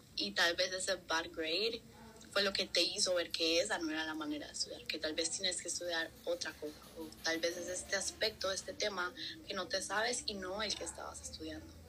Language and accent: Spanish; Colombia; moved away; soy colombiana